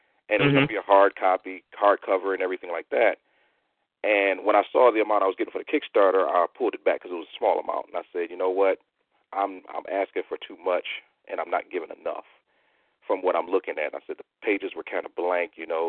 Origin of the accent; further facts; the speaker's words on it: Detroit, Michigan, United States; Pretty much like, where did I grow up? It was when I first remember, I know we were on the border of a city called Hamtramck.